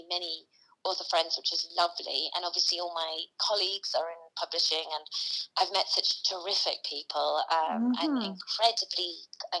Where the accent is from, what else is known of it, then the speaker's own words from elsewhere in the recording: Teesside, North East England, United Kingdom; I'm from Teesside in the northeast of England